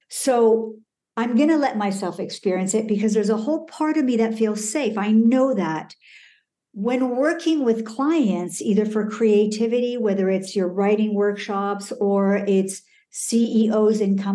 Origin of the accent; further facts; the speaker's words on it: Iran; born there; also born or lived in Canada / Colorado / France; I was born in Iran. I lived in Canada, uh, Colorado, uh, France.